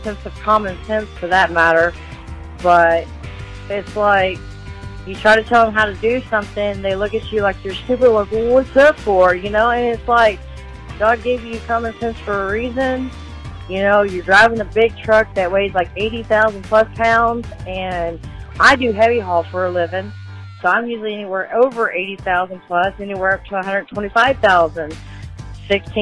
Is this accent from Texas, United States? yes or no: yes; Texas, United States; also born or lived in Biloxi, Mississippi; now in Fort Leonard Wood, United States; I am originally from Biloxi, Mississippi, but grew up in Texas. Live out in Fort Leonard Wood, Missouri